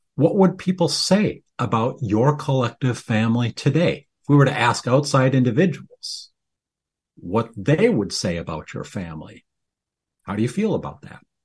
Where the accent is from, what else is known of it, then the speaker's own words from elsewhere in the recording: Midwest, United States; I grew up here in the Midwest